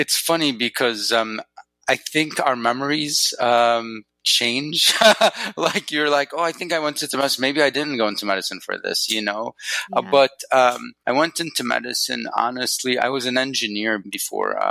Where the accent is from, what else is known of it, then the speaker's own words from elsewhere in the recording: Northwest Wisconsin, United States; also born or lived in Egypt / Chicago; now in Arizona, United States; my parents are from Egypt, but I grew up in Northwest Wisconsin